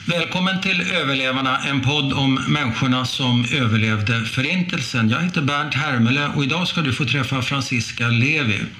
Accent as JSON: {"language": "Swedish", "country": "Sweden", "said": "Jag betraktar mig som svensk jude i första hand."}